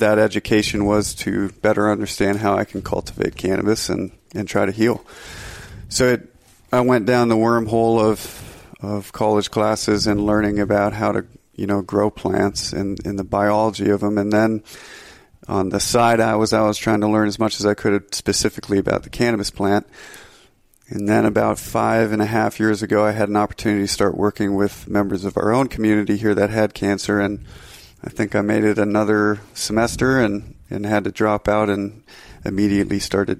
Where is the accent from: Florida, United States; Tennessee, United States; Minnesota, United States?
Minnesota, United States; moved away as an adult; now in Montana, United States; Well, I'm from Northern Minnesota and I moved out to Montana over a decade ago, I think 12 years ago, to become a ski bum.